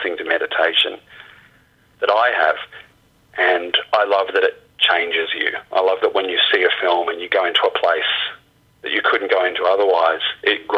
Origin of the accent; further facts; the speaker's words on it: Australia; being an Australian filmmaker